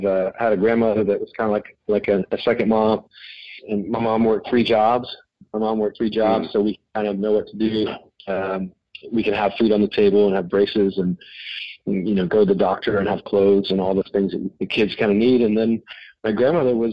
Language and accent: English; Little Rock, Arkansas, United States; moved away as an adult; also born or lived in Texas / Chicago / Boston / West Coast; I was born in Little Rock, Arkansas, and then I lived in Texas for a few years, and then grew up the rest of kind of my childhood in Little Rock, Arkansas